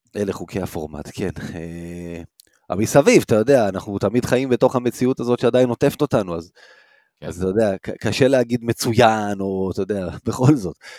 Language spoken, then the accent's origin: Hebrew; Rishon LeZion, Central District, Israel; גדלתי בראשון, לא גדלתי בתל אביב ולא גדלתי ביד אליהו